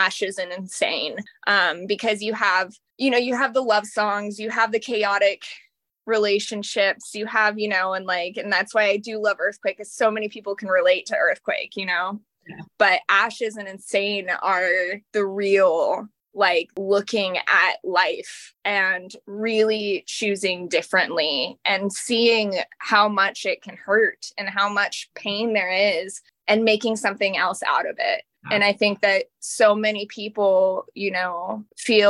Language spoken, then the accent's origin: English; Austin, Texas, United States; I'm from Austin, Texas